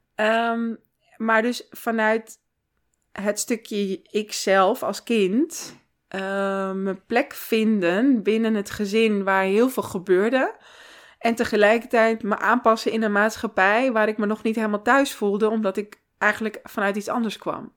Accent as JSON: {"language": "Dutch", "town": "Amsterdam", "region": "North Holland", "country": "Netherlands", "tie": "born or raised there", "also_born_or_lived": "Santa Marta, Colombia / Taganga, Colombia / Dordrecht"}